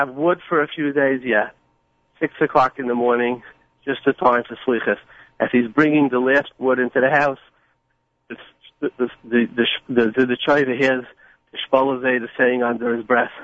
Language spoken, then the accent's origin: English; New York City, New York, United States; I grew up in Borough Park and Flatbush with all the good Jews